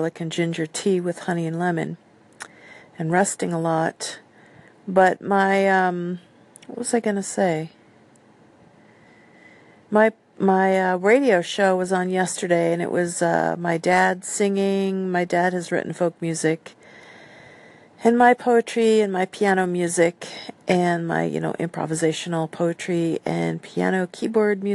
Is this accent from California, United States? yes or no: yes; San Diego, California, United States; now in Seattle, United States; I grew up in San Diego, California, lots of Mexican culture there